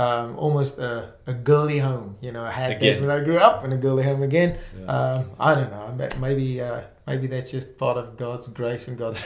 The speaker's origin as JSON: {"language": "English", "town": "Springs", "region": "Gauteng", "country": "South Africa", "tie": "born or raised there", "also_born_or_lived": "Brakpan", "first_language": "Afrikaans", "second_language": "English", "said": "I was born in Springs, for those that know South Africa, the East Rand area. So I grew up in Springs and Brakpan area."}